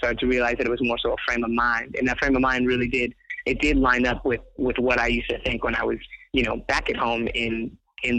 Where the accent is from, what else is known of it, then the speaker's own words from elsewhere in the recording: Inglewood, California, United States; I grew up in Inglewood